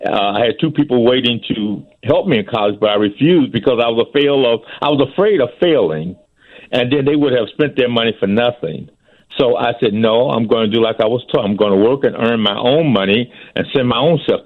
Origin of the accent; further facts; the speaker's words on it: Robbins, Illinois, United States; also born or lived in Chicago; I was born in Chicago, but I was raised in Robbins from the age of two. So I was 2 years old. I have no recollection of living in Chicago. But Robbins is where I've been all my life.